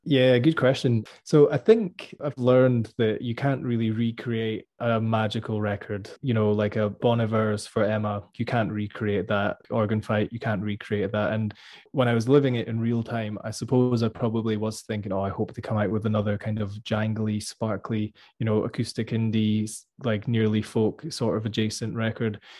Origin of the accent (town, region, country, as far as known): Scotland, United Kingdom